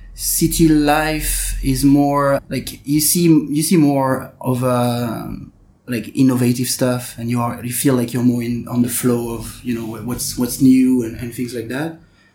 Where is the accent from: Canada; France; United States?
France; also born or lived in Lyon; So I was born in Lyon. It's one of the biggest cities in France, but I didn't really had time to enjoy this big city lifestyle because I quickly moved to a smaller town in the center of France. And we moved around France a lot